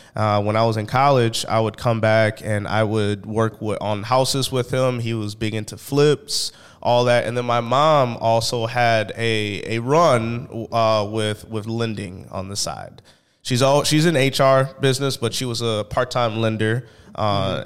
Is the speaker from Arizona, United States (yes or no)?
no; St. Paul, Minnesota, United States; I am from St. Paul, Minnesota